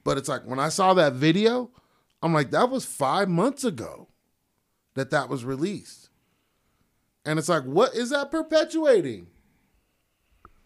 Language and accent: English; Stockton, California, United States; now in Reno, United States; I'm from East Stockton